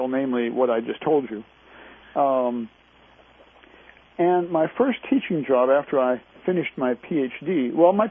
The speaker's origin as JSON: {"language": "English", "town": "Decatur", "region": "Illinois", "country": "United States", "tie": "born or raised there", "also_born_or_lived": "Minnesota", "moved": "as an adult", "said": "I grew up in Decatur, Illinois"}